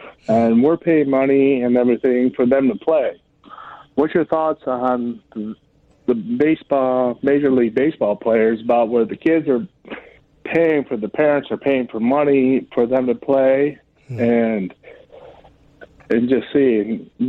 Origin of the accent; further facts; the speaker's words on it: Chicago, Illinois, United States; now in Florida, United States; I'm originally from Chicago